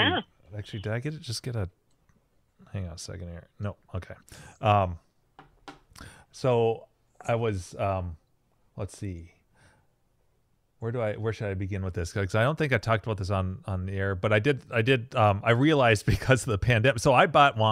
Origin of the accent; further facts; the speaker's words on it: St. Cloud, Minnesota, United States; where I grew up in St. Cloud